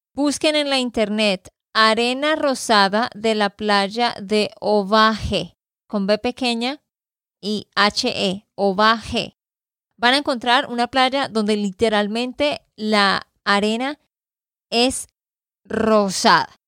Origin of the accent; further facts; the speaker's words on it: Santander, Colombia; de Santander, Colombia